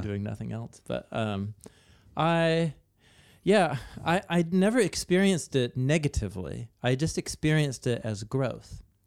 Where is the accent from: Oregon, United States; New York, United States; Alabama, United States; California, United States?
Oregon, United States; Portland; I grew up in Portland, Oregon